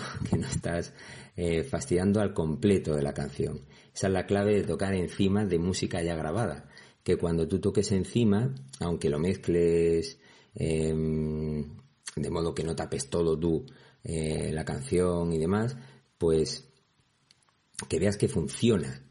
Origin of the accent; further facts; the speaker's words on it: Andalusia, Spain; Es que soy andaluz.